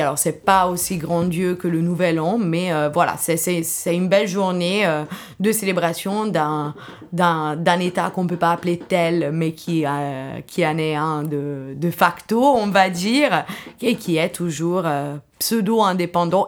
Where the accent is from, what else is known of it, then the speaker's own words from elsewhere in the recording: Italy; moved away; also born or lived in Nanjing, China; je suis italienne